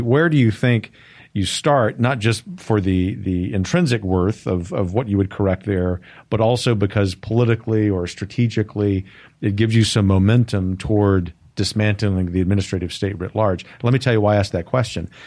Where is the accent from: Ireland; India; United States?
United States; as an American